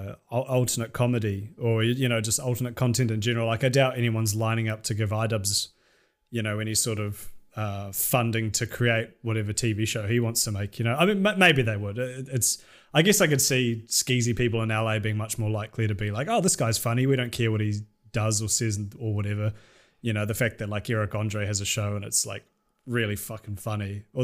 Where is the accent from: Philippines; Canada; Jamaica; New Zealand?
New Zealand; which I'm not from Auckland and I don't like Auckland. But like down where I'm from and like bumfuck nowhere, those things just don't exist.